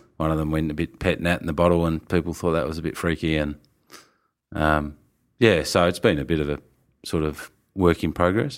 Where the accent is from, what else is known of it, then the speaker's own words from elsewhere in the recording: Tasmania, Australia; moved away as an adult; also born or lived in Melbourne / Robe; we're from Tassie